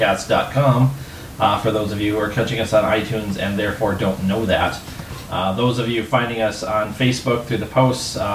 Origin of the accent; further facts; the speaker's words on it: Midwest, United States; I'm an American. Treacle's not something that's common here, at least in the Midwest